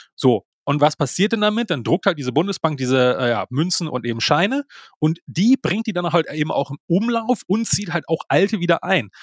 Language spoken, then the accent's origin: German; Germany; bei uns in Deutschland